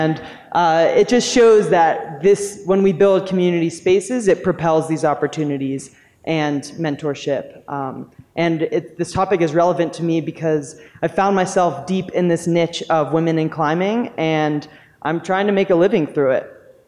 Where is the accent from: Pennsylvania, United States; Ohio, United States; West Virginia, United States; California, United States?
Pennsylvania, United States; Pittsburgh; now in Boulder, United States; I'm originally from Pittsburgh, shout out Ascend. And I live in Boulder now